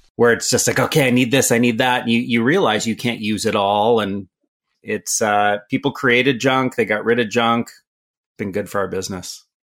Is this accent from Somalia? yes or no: no; Canada; also born or lived in San Francisco, California, United States; I was born in San Francisco lived there till I was about seven years old, till my mother remarried and we moved to Canada, which is home today